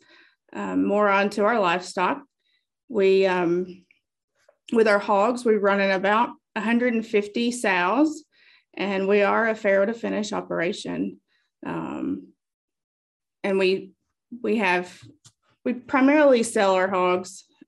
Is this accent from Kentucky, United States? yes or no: yes; Monroe County, Bug Tussle, Kentucky, United States; also born or lived in Nashville, Tennessee; I was raised in Monroe County in the Bug Tussle community